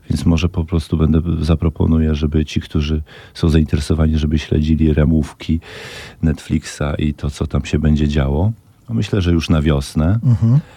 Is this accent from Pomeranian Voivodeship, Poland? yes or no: no; Podlaskie Voivodeship, Poland; Tak, mogę powiedzieć, że jestem z Podlasia, że pochodzę z Podlasia, że jak tam jadę, to zawsze czuję taki rodzaj jakiegoś takiego jakiej ekscytacji, uniesienia.